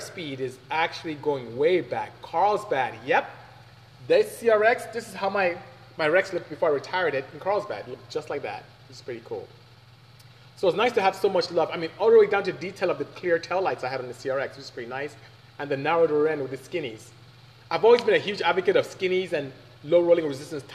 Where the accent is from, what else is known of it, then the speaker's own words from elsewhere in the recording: Nigeria; now in United States; I am Nigerian from West Africa